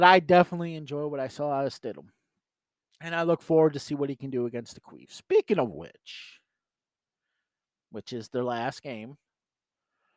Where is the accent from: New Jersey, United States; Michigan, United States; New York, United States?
New York, United States; I'm a New Yorker.